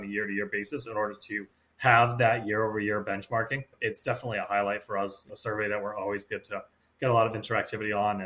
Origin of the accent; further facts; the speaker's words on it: Massachusetts, United States; I grew up in Massachusetts and I grew up a Red Sox fan.